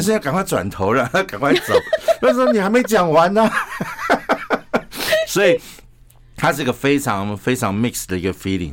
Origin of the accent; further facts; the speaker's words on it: Taiwan; 我们是台湾来的医师